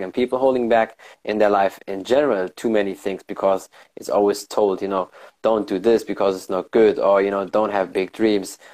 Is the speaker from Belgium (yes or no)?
no; Germany; I was born and raised in Germany.